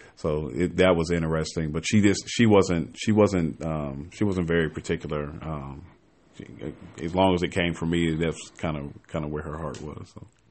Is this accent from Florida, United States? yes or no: no; Chicago, Illinois, United States; moved away as an adult; now in Atlanta, United States; I am from Chicago. Forty-two, single dad. Um, I been here in Atlanta now for a couple years